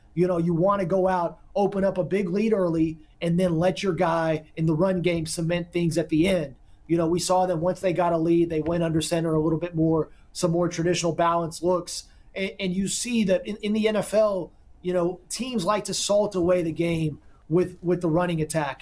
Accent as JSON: {"language": "English", "region": "Texas", "country": "United States", "said": "I'm a Texan at heart, and we play football a little bit differently like the rest of the country"}